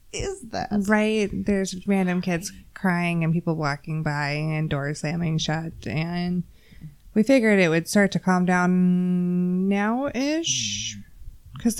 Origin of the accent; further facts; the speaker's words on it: Texas, United States; I'm from Texas